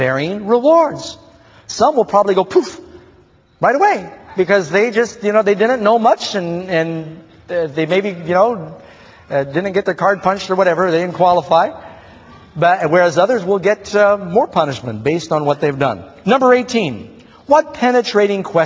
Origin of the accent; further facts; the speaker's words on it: New York City, New York, United States; I grew up in New York City.